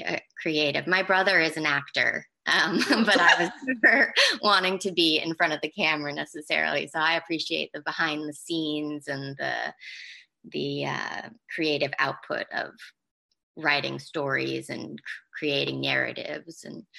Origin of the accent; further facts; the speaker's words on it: England, United Kingdom; also born or lived in United States; So I grew up partly in England and partly in America. I went to three different high schools, and one of them was my sophomore year I spent in England, but it was considered their final year of high school.